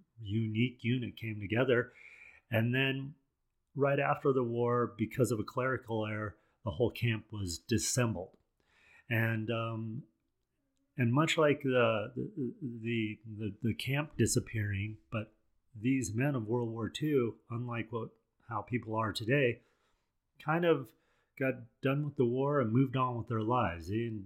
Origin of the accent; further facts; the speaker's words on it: Colorado, United States; I grew up here in Colorado